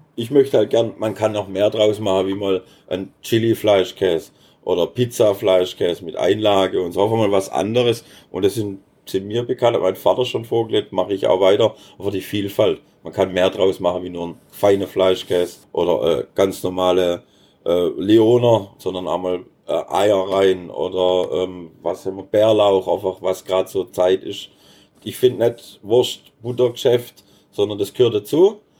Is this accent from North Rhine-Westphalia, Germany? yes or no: no; Baden-Württemberg, Germany; als Schwab